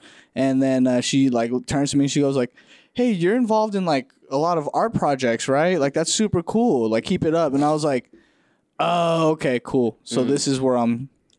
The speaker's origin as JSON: {"language": "English", "region": "California", "country": "United States", "tie": "born or raised there", "said": "our hometown, which is, I mean, here, like the valley."}